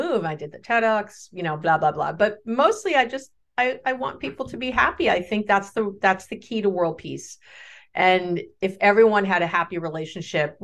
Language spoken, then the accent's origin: English; New York City, New York, United States; I grew up in New York City